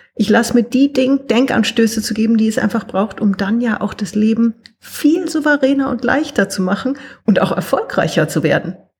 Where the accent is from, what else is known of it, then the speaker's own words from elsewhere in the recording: Germany; now in Austria; ich bin Deutsche, sitze in Österreich